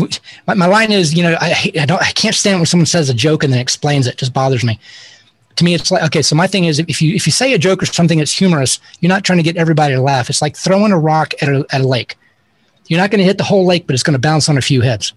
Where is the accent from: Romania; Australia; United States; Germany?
United States; Tallahassee, Florida; I'm really from Florida. Tallahassee is right under Georgia. So it's Florida.